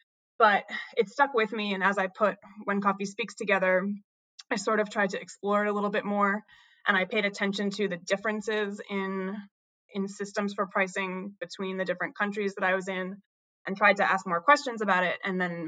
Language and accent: English; New Hampshire, United States; I grew up in New Hampshire, in a small town in sort of central mountains of New Hampshire.